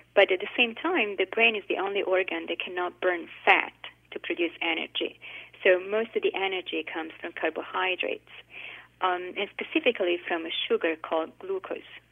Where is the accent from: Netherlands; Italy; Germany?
Italy; now in United States; I grew up in Italy